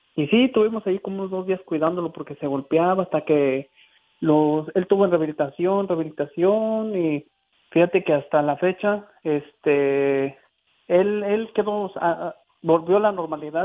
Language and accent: Spanish; Guanajuato, Mexico; now in Kalamazoo, United States; soy originario de Guanajuato y aquí radico en Michigan.